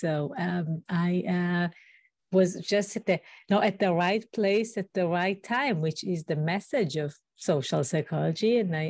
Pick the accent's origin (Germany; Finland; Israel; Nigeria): Israel; English is a second language; now in United States; I did not grow up in the US. I grew up in Israel, in a small community, a kibbutz.